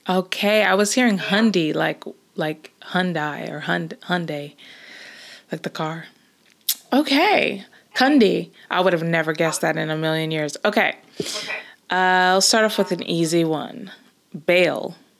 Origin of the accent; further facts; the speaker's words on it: Los Angeles, California, United States; moved away as an adult; now in Scotland, United Kingdom; I grew up and basically spent all my life until moving to Scotland in the same place, which is Los Angeles